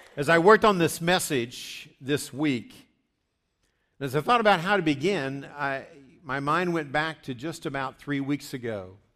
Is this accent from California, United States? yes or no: no; West Virginia, United States; I grew up in West Virginia, just south of Pittsburgh